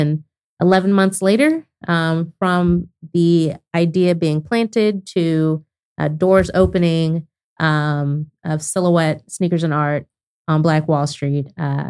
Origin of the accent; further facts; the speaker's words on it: Lawton, Oklahoma, United States; To summarize, I grew up in Oklahoma, middle school and high school in Lawton, Oklahoma.